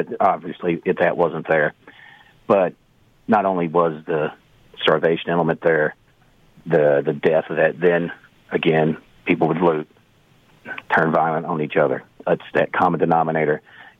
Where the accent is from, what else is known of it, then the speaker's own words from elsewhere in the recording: Canada; As a Canadian, you know there are certain stereotypes.